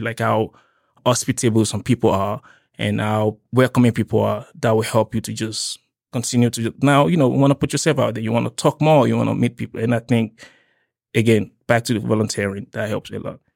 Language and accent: English; Nigeria; also born or lived in Cape Town, South Africa; now in Lethbridge, Canada; I'm from Nigeria